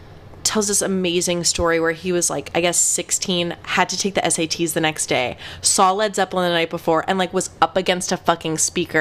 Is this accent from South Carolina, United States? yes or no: no; Asbury Park, New Jersey, United States; I'm from Asbury Park, New Jersey